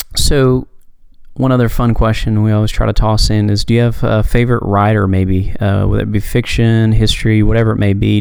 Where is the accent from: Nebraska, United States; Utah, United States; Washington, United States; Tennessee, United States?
Tennessee, United States; Knoxville; my hometown, I'm in Knoxville, Tennessee.